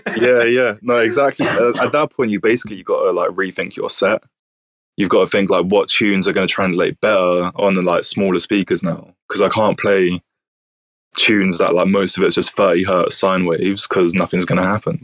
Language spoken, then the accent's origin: English; Bromley, London, United Kingdom; now in Brighton, United Kingdom; I'm actually from Southeast London. So oh, nice. It's a place called Bromley